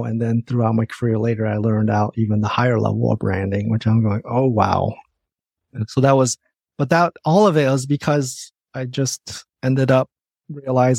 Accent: Michigan, United States; moved away as an adult; also born or lived in Indiana; now in Seattle, United States; Even through high school, I was growing up in the Midwest

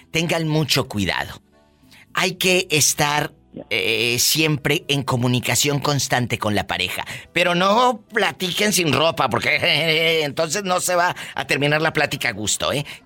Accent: Guadalajara, Jalisco, Mexico; De Guadalajara.

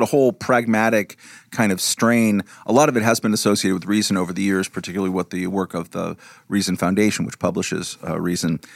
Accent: Lakewood, California, United States; moved away as an adult; also born or lived in New York City / Prague; where me and Hialeah grew up

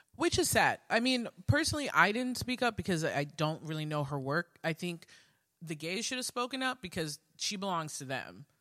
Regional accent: New York City, New York, United States; growing up in Queens

